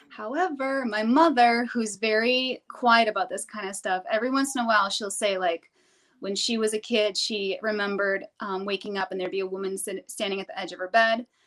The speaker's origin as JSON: {"language": "English", "region": "New Hampshire", "country": "United States", "said": "I'm from New Hampshire"}